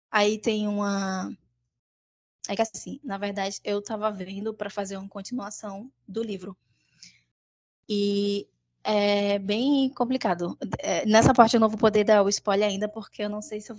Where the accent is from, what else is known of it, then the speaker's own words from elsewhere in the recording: Traipu, Alagoas, Brazil; eu sou de Alagoas, Traipu.